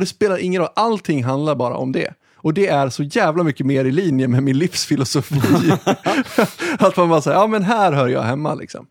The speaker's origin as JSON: {"language": "Swedish", "town": "Ludvika", "region": "Dalarna County", "country": "Sweden", "tie": "born or raised there", "said": "jag är uppvuxen i Ludvika"}